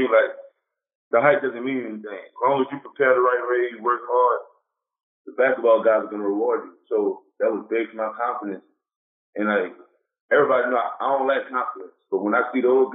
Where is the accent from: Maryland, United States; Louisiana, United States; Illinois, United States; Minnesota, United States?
Louisiana, United States; New Orleans; Growing up in New Orleans, I grew up there.